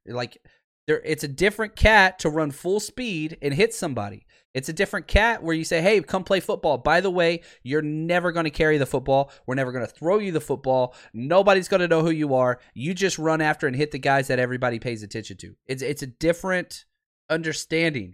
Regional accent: Dallas, Texas, United States; I grew up in Dallas

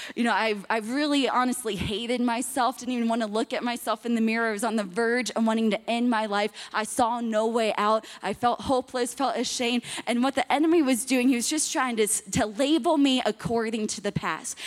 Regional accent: Miami, Florida, United States; I'm from Miami, Florida

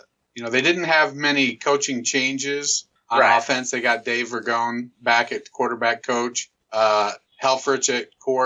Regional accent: Michigan, United States; Growing up in Michigan as a Lions fan, yeah, that's kind of stuck with me.

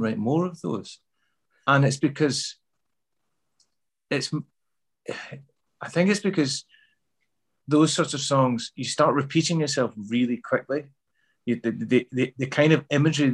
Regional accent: Glasgow, Scotland, United Kingdom; accent: Glasgow; also born or lived in Midlands, England; I moved back to Glasgow in the mid-70s, I didn't feel like I fitted in at all. You know, I had to change my accent back because I had a Midlands accent when I was a kid. So I had to sort of change that back to a Glasgow accent

